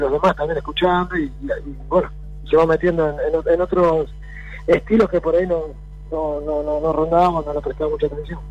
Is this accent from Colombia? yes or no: no; Argentina; somos argentinos, orgullosos de ser argentinos